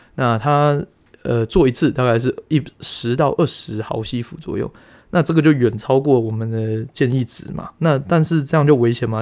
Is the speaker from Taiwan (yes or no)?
yes; Taiwan; 我们台湾人